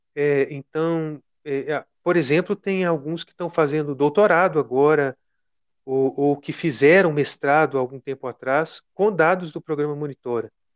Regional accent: Minas Gerais, Brazil; sou mineiro

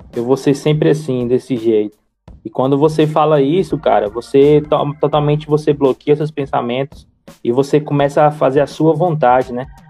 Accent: Fortaleza, Ceará, Brazil; now in Niterói, Brazil; sou de Fortaleza, Ceará

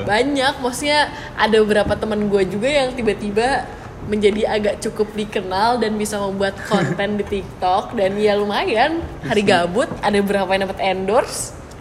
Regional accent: Bandung, West Java, Indonesia; moved away as an adult; also born or lived in Malang; gue orang Bandung

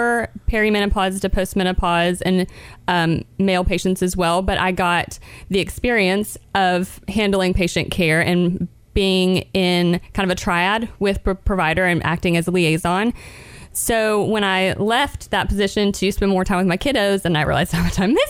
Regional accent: Chattanooga, Tennessee, United States; also born or lived in Birmingham, Alabama; I grew up in Chattanooga

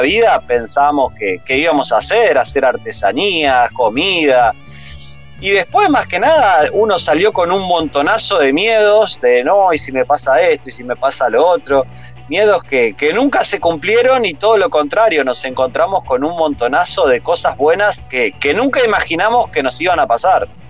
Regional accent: Rosario, Santa Fe, Argentina; moved away as an adult; nosotros hace ya casi siete años que salimos de Rosario

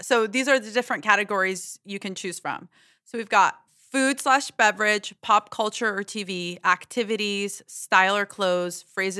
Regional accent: Alabama, United States; moved away; growing up in Alabama

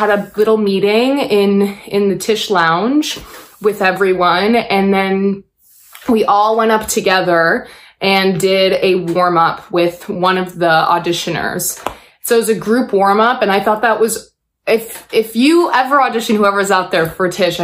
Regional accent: Buffalo, New York, United States; moved away; When I was growing up in Buffalo, I started in theater

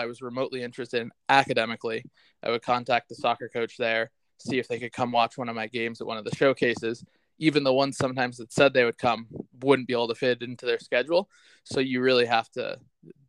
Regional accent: Darien, Connecticut, United States; I grew up in Darien, Connecticut

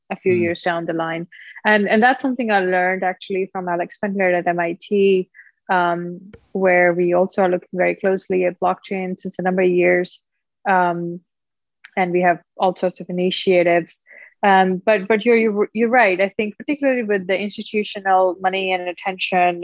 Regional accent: Punjab, India; now in Hawaii, United States; born and raised in India, uh, so look Indian, I guess, um, uh, northern part of India, state of Punjab.

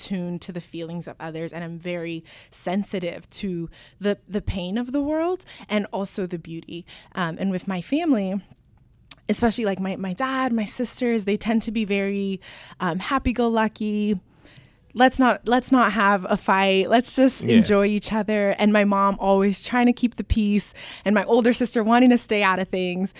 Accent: Anchorage, Alaska, United States; first language Spanish; English is a second language; moved away as an adult; now in Portland, United States; I grew up in Anchorage, Alaska, and my dad is Dominican and my mom is from Honduras

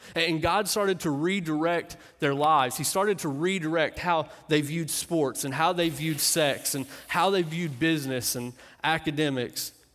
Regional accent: Clark County, Kentucky, United States; moved away; I grew up in Kentucky

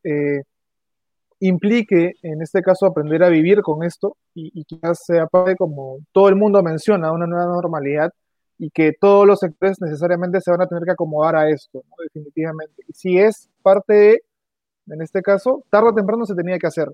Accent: Peru; como peruano

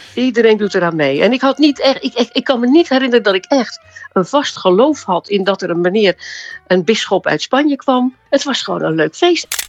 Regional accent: Oud-Beijerland, South Holland, Netherlands; Oud-Beijerland, want daar ben ik eh, eh, opgegroeid in de Hoekse Waard

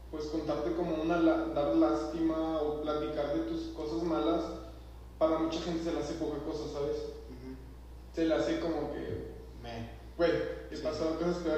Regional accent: Saltillo, Coahuila, Mexico; now in Monterrey, Mexico; yo nací aquí en Monterrey, este, eh, mis papás me tuvieron aquí, por cosas del trabajo nos fuimos, de mi papá, nos fuimos a vivir a, Monte Saltillo, Saltillo Coahuila. estuvimos allá viviendo un buen rato

